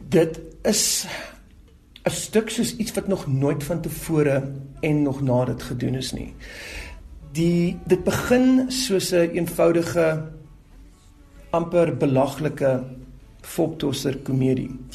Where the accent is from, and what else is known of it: South Africa